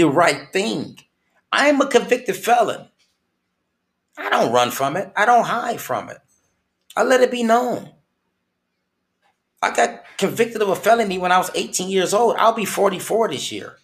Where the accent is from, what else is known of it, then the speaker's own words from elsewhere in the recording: Flint, Michigan, United States; moved away; my home state of Flint, Michigan